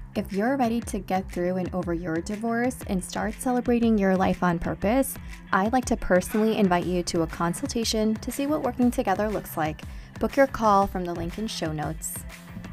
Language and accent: English; Pakistan; I'm Pakistani